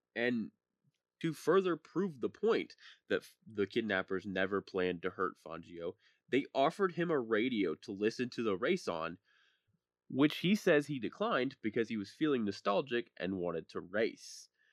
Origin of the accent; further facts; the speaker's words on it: Speedway, Indiana, United States; moved away; I am originally from Speedway, Indiana, and lived about three blocks from the Motor Speedway